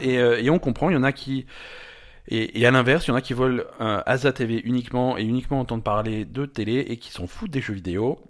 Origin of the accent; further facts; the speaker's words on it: France; on est français